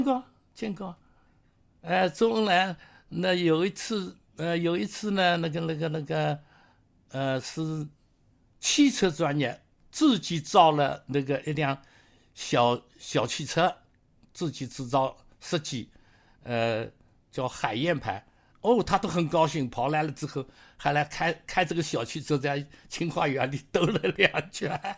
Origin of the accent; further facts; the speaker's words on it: Jiangyin, Jiangsu, China; moved away as an adult; also born or lived in Beijing / Nanjing / Chengdu / Changzhou; now in Canada; 今年八十二岁。那么我出生在江苏省江阴县一个郊县、郊区，啊，郊区的一个农村，典型的农民家庭